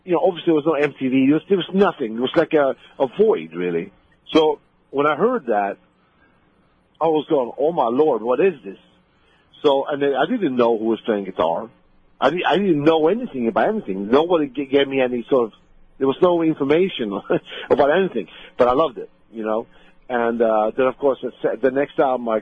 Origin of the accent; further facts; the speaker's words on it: Sweden; moved away as an adult; now in United States; where I grew up in Sweden